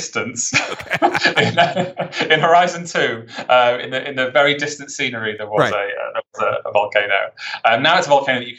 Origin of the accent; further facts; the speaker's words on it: United Kingdom; I think I'm British.